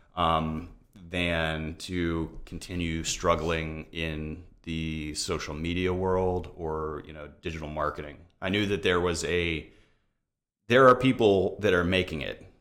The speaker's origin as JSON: {"language": "English", "town": "Tampa", "region": "Florida", "country": "United States", "tie": "born or raised there", "said": "I'm actually a Tampa native, uh, seventh generation Floridian"}